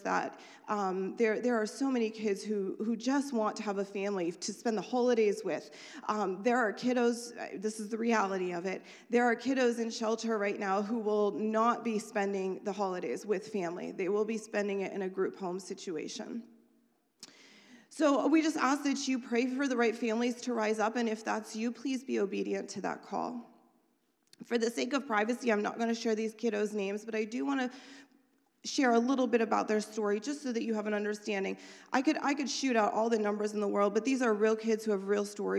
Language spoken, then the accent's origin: English; Erie County, Pennsylvania, United States; I grew up here in Erie County